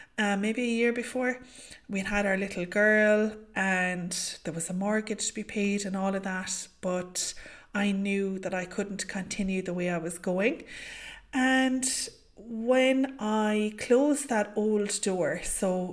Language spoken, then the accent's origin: English; County Limerick, Munster, Ireland; I am from County Limerick here in Ireland.